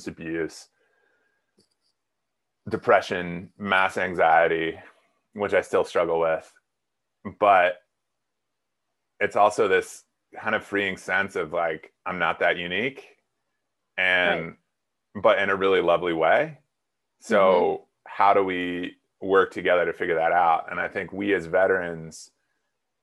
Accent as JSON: {"language": "English", "region": "South Dakota", "country": "United States", "tie": "born or raised there", "also_born_or_lived": "Mississippi", "moved": "as an adult", "said": "I grew up in South Dakota."}